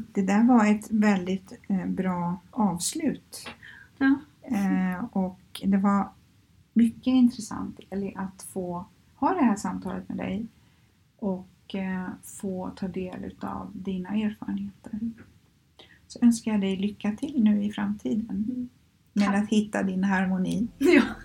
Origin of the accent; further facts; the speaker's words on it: Skövde, Västra Götaland, Sweden; moved away as an adult; now in Stockholm, Sweden; Jag är ju uppvuxen i Skövde och flyttade hit 1989